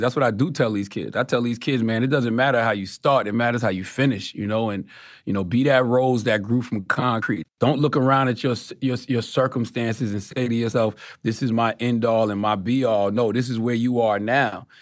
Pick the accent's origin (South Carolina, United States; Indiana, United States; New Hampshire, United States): South Carolina, United States; Moncks Corner; I'm from Moss Corner, South Carolina